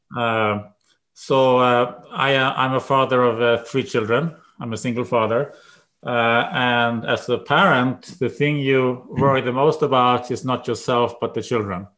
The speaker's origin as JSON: {"language": "English", "country": "Sweden", "tie": "born or raised there", "moved": "as an adult", "lives_now": "United States", "said": "I grew up in Sweden. I went to college there, and then I went to, came to the United States."}